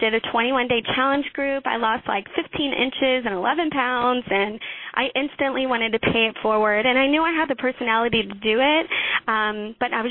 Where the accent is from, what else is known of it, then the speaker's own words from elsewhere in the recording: Houston, Texas, United States; now in Leander, United States; So I'm from Leander, Texas, originally from Houston.